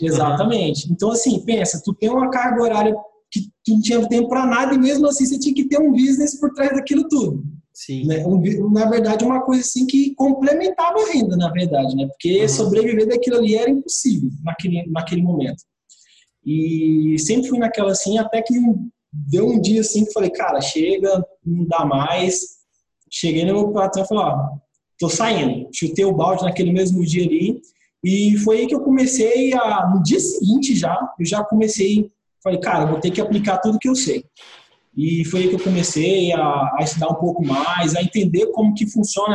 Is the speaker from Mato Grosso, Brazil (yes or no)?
yes; Mato Grosso, Brazil; moved away as an adult; now in Brasília, Brazil; eu vim lá do Mato Grosso, sabe? Do, do interiorzão lá do Mato Grosso. Então, eu morei minha vida toda lá.